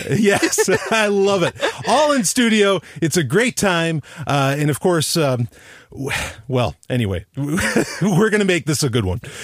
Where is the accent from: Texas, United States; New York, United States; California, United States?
New York, United States; New York City; I grew up in New York City